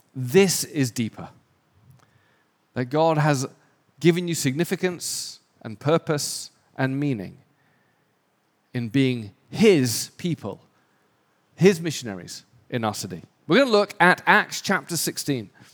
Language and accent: English; England, United Kingdom; moved away as an adult; also born or lived in London / Raleigh, North Carolina / Switzerland; now in Los Angeles, United States; I'm English, my wife's Australian